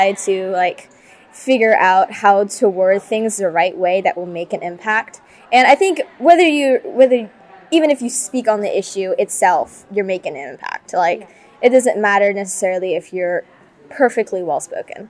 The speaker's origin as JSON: {"language": "English", "town": "Luling", "region": "Louisiana", "country": "United States", "said": "I'm from Luling, which is around New Orleans area in Louisiana"}